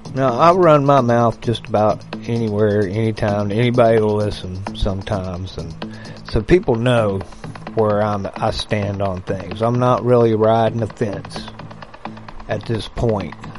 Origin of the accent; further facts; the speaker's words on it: United States; I grew up in a, in America where they didn't hate um, anybody that believed in God and Jesus.